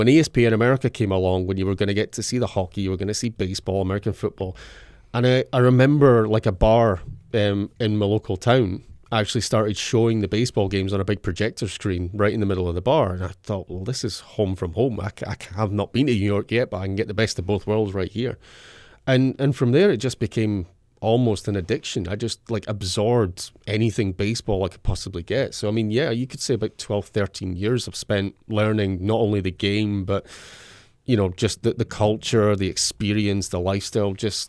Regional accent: Scotland, United Kingdom; But as a Scotsman, you don't tend we tend to be pale blue in colour

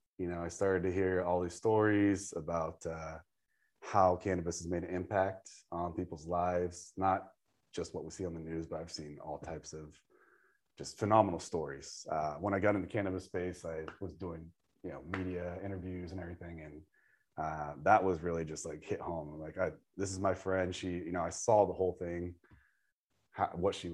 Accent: Santa Rosa, California, United States; I grew up in Santa Rosa

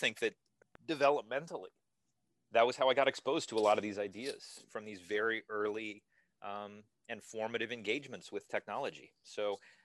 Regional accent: New York City, New York, United States; I was born in 1970 in New York City

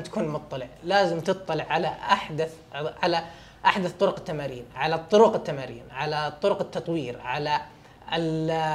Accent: Saudi Arabia; انا من السعوديه

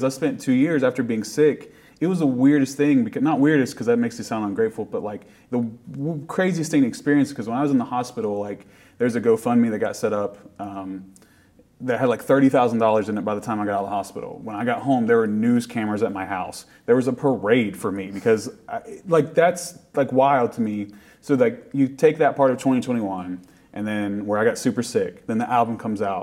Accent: Appalachia, United States; being from Appalachia means a lot, and it is part of everyone's identity. And people like have made fun of my accent when we go somewhere, but it's like, that's just where I'm from, y'all.

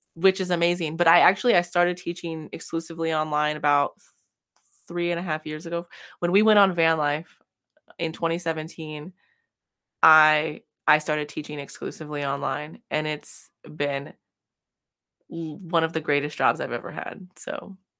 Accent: California, United States; moved away as an adult; also born or lived in Midwest; I grew up in California and there's lots of sunshine

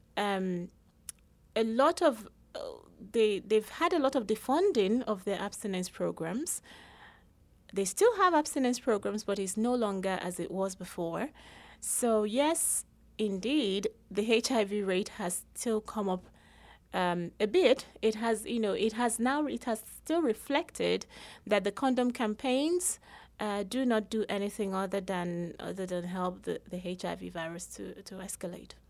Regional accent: Nigeria; moved away as an adult; also born or lived in England; I was born in Nigeria, raised in Nigeria, everyone went to university in Nigeria as well.

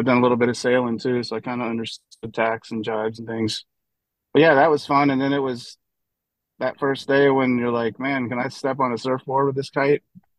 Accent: Orlando, Florida, United States; moved away as an adult; also born or lived in Guam; now in Charleston, United States; I grew up in Central Florida, kind of southwest Orlando. That's big water skiing territory when I was growing up.

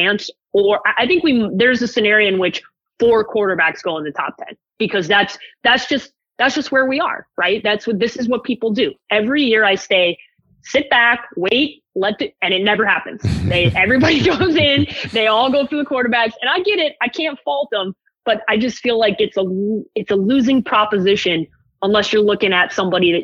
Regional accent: Chicago, Illinois, United States; I grew up in Chicago

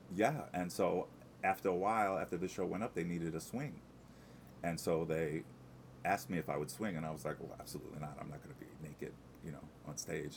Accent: Amityville, New York, United States; I'm from Long Island, uh, in a little town called Amityville

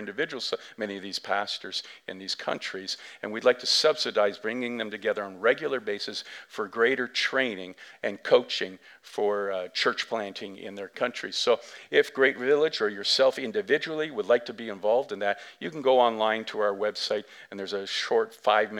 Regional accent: Canada; we as English Canadians

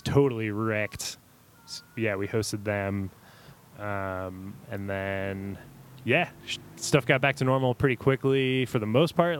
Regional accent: Kenner, Louisiana, United States; moved away as an adult; born and raised in Kenner, Louisiana, which is suburb of New Orleans

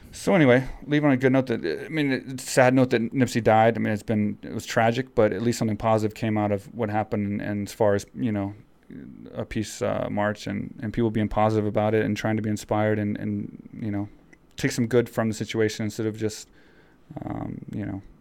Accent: Texas, United States; I grew up in Texas, so I grew up riding horses and picking

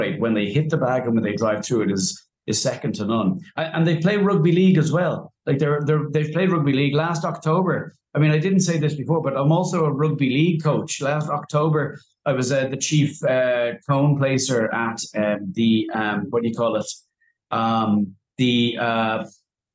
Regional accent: Dublin, Leinster, Ireland; moved away as an adult; also born or lived in Beijing / Dubai; I grew up in Raheny

